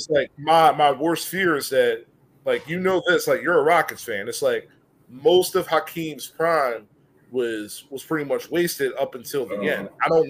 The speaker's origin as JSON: {"language": "English", "town": "Philadelphia", "region": "Pennsylvania", "country": "United States", "tie": "born or raised there", "said": "I grew up in Philly."}